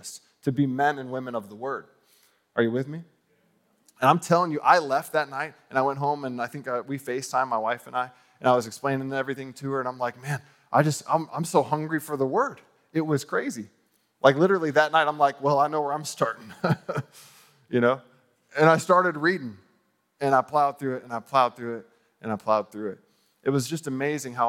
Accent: United States; I'm from America

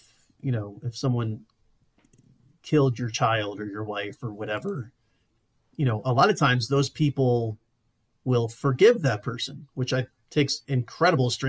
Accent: the Carolinas, United States; now in Colorado, United States; where I grew up in the Carolinas

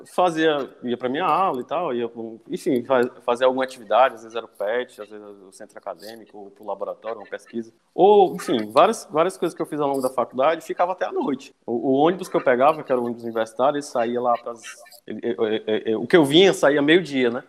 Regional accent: Cascavel, Ceará, Brazil; moved away as an adult; now in Fortaleza, Brazil; minha família é de Cascavel, fica aí no litoral leste do, aqui do estado, né? É uhum. região metropolitana. Vivi lá, cresci lá

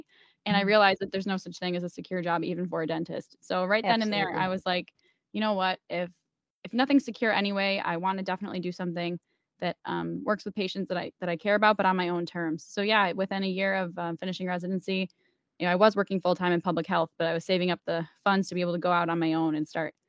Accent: Buffalo, New York, United States; I am born and raised in Buffalo, New York, and I live here. My entire family is here.

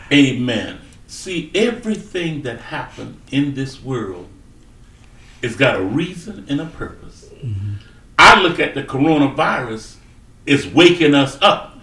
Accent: South Carolina, United States; moved away as an adult; I was brought up in South Carolina, brought up on a hmm. farm. I grew up there

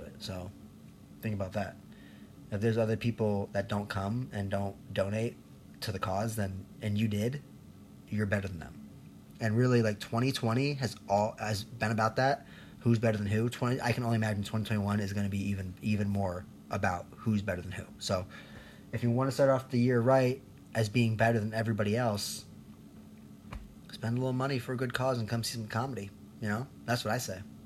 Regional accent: Chicago, Illinois, United States; also born or lived in Colombia; I'm here from Chicago, born in Colombia

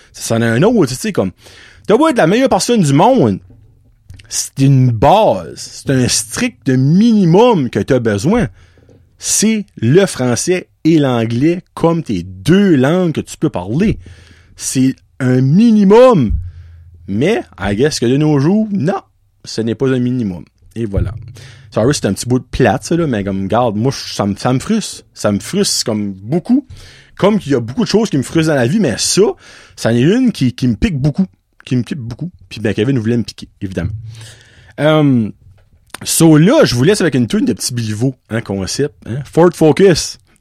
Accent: Acadia, Canada; en tant qu'Acadien et francophone, que je suis

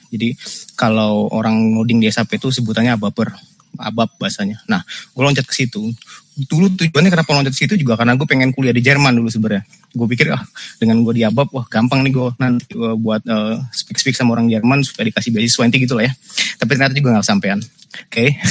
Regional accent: Indonesia

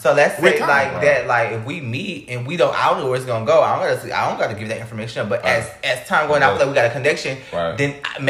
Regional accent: Flint, Michigan, United States; I'm from Flint, Michigan or whatever, and, like, it's very ghetto.

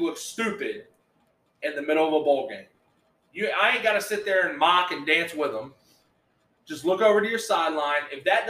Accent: Texas, United States; As a kid growing up in Texas

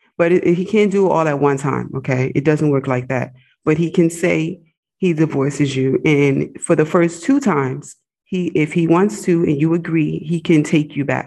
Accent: United States; moved away as an adult; also born or lived in Egypt; I'm an American, but I was living overseas

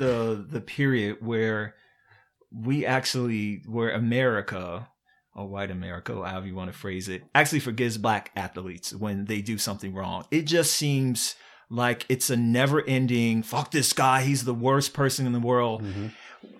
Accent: Virginia, United States; And first of all, I'm from Virginia.

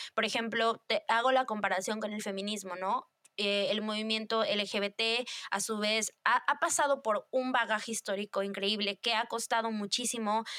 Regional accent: Mexico; vivimos como sociedad mexicana

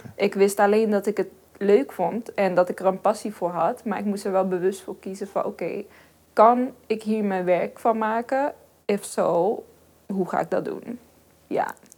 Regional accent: Helmond, North Brabant, Netherlands; ik ben geboren en getogen in Helmond.

